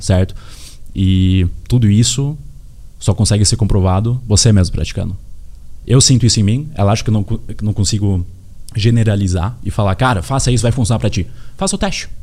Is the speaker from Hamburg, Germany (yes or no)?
yes; Hamburg, Germany; also born or lived in Osnabrück; now in Brazil; Eu, eu nasci aqui no Brasil, mas com seis anos fui para Hamburgo